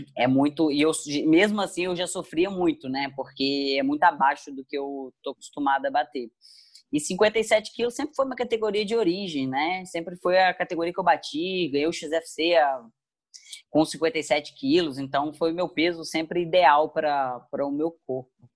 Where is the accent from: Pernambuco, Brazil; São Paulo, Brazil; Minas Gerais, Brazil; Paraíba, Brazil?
Minas Gerais, Brazil; Muriaé; moved away as an adult; also born or lived in Rio de Janeiro; Eu sou de Murié, Minas Gerais, uma cidade é. pequenina